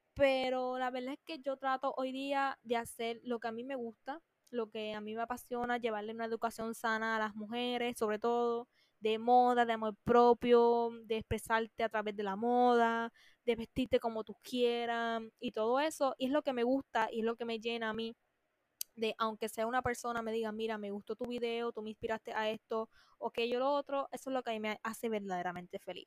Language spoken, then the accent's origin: Spanish; Puerto Rico; como es mi país